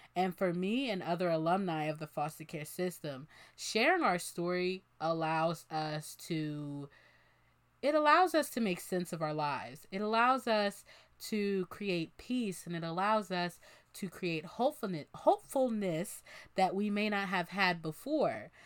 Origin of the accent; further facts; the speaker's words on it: Bensalem, Pennsylvania, United States; moved away as an adult; now in Philadelphia, United States; I am from Ben Salem, Pennsylvania, and that is where I spent most of the time in foster care.